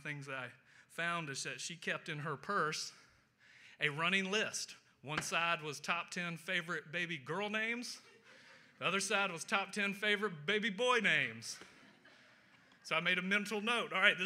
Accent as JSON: {"language": "English", "town": "Loganville", "region": "Georgia", "country": "United States", "tie": "born or raised there", "also_born_or_lived": "Atlanta, Georgia", "said": "we moved to a new town from Atlanta out into the country at the time, to Loganville, I was in fifth grade"}